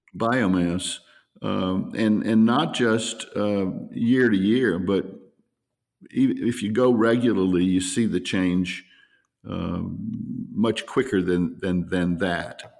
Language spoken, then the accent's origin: English; New Orleans, Louisiana, United States; also born or lived in Slidell, Louisiana; I'm from New Orleans and, uh, lived there for, um, twenty-one years, twenty-two years until I moved to Slidell